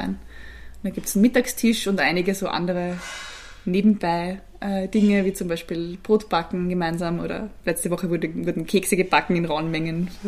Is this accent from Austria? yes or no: yes; Gedersdorf, Lower Austria, Austria; Also ich bin aufgewachsen, ich komme aus dem schönen Gedersdorf, auch in Niederösterreich, eineinhalb Stunden von hier in der Nähe von Krems. Bin dort wirklich sehr klassisch am Land groß geworden